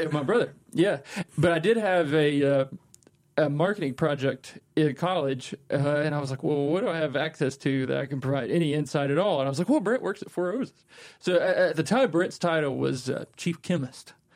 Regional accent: Kentucky, United States; growing up in Kentucky and being exposed to the culture and the marketing

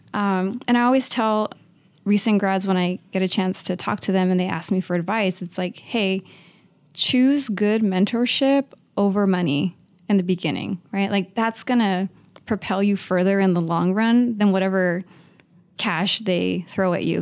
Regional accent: Uvalde, Texas, United States; moved away as an adult; also born or lived in Notre Dame, Indiana / Chicago; now in Los Angeles, United States; Born and raised in Uvalde, Texas.

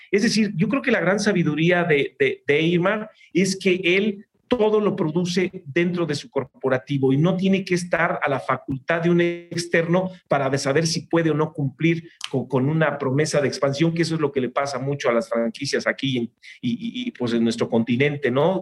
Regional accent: Mexico

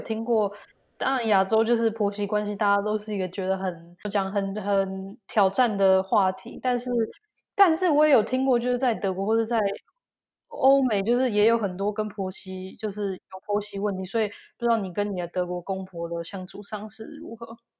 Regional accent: Taiwan; now in Germany; 以我台湾人的角度去对讲

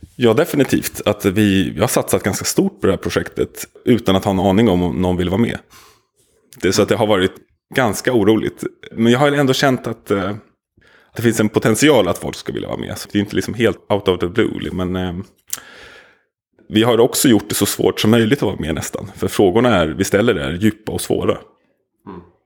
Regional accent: Nacka, Stockholm County, Sweden; also born or lived in Södermalm, Stockholm; när jag växte upp i Nacka på 80-talet

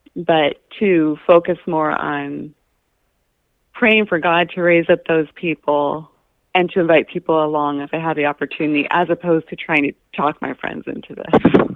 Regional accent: Anchorage, Alaska, United States; I grew up in Anchorage

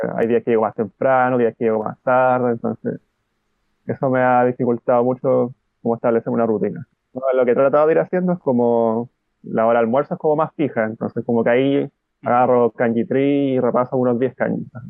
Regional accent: Chile; now in Santiago, Chile; soy de Chile, tengo 28 años

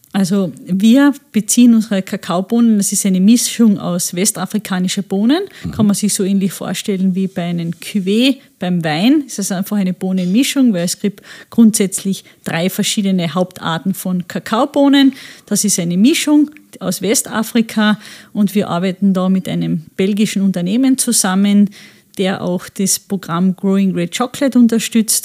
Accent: Friesach, Carinthia, Austria; also born or lived in Klagenfurt; Ich bin in Klagenfurt geboren, aber von klein auf immer in Friesach

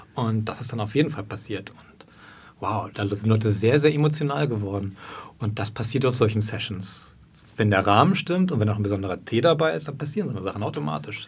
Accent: Berlin, Germany; ich bin ein Berliner

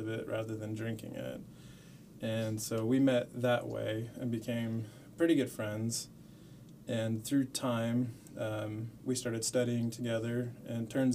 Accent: Las Cruces, New Mexico, United States; I grew up in Las Cruces, New Mexico. Went to high school there

